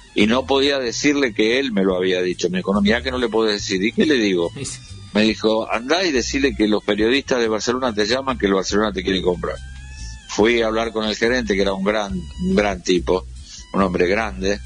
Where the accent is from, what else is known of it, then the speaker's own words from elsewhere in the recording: Victoria, Buenos Aires Province, Argentina; also born or lived in San Isidro; yo nací en Victoria